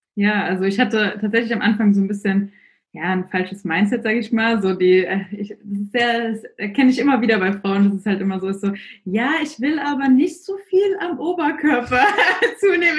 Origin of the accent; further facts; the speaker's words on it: near Frankfurt, Hesse, Germany; moved away as an adult; now in Amsterdam, Netherlands; ich komme genau aus der Nähe von Frankfurt eigentlich ursprünglich, wohne aber seit diesem Jahr in Amsterdam